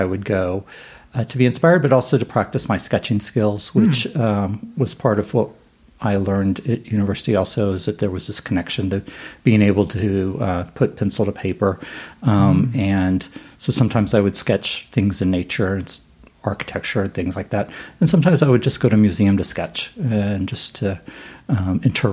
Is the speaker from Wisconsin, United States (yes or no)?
no; Houston, Texas, United States; I grew up in Houston